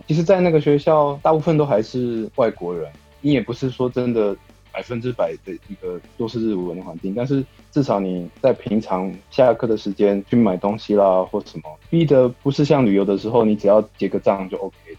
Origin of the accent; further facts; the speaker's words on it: Taiwan; moved away as an adult; also born or lived in Osaka, Japan; now in Hyogo, Japan; 我在台湾的时候都是在城市长大